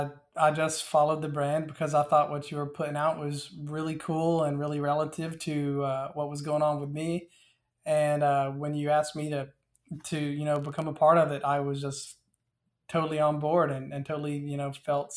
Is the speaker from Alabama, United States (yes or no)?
yes; Dothan, Alabama, United States; Okay. Well, I am originally from Dothan, Alabama. I kind of grew up fishing for bass in ponds and rivers and all.